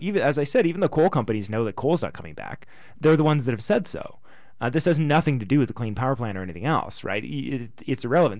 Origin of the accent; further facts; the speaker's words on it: Canada; we're Canadian